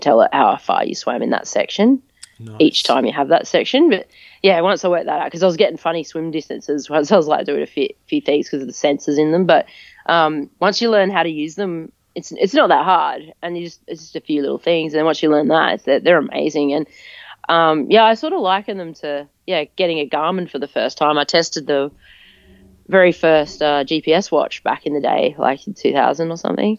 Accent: Adelaide, South Australia, Australia; moved away as an adult; also born or lived in Brisbane; it's my hometown

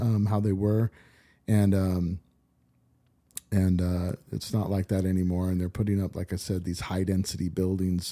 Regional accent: Orange County, California, United States; also born or lived in Whittier, California / Laguna Niguel, California / Huntington Beach, California; I grew up in Orange County. Uh, I was born in, uh, Whittier, California.

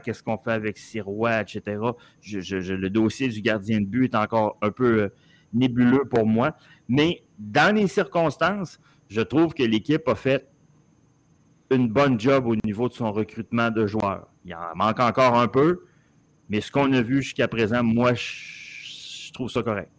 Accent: Montreal, Quebec, Canada; j'ai 50 ans, j'ai grandi avec l'impression que Montréal était une grande ville au monde

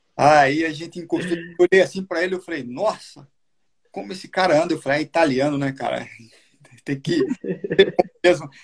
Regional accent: Soledade, Paraíba, Brazil; moved away; a minha cidade natal lá de Solidade

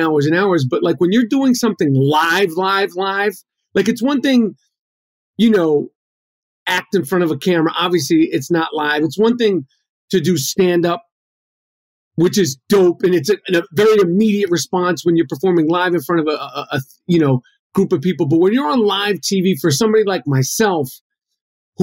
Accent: New York City, New York, United States; Grew up in New York City

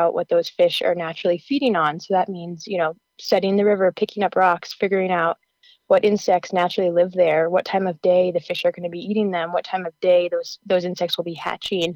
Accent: Colorado, United States; also born or lived in New Mexico; when I moved back to my home state of Colorado

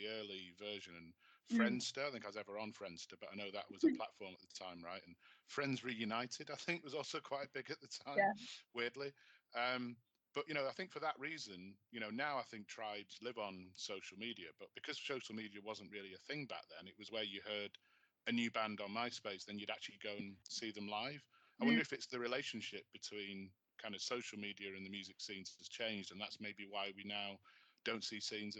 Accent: Manchester, North West England, United Kingdom; where I grew up in Manchester

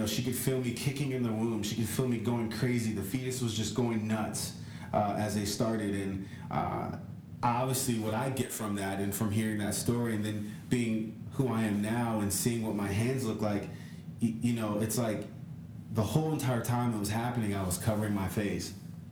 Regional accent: California, United States; I'm from California.

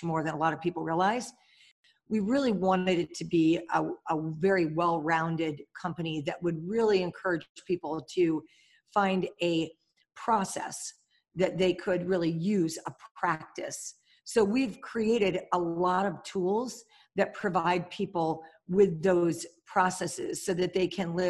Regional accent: Pennsylvania, United States; also born or lived in New York; I grew up about 20 minutes away from here, but spent my summers right where we are. And we're in Pennsylvania in the US

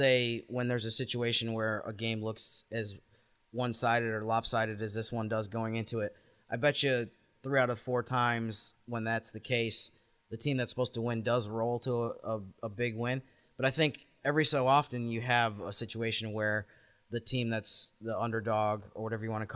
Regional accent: Syracuse, New York, United States; I'm from Syracuse area

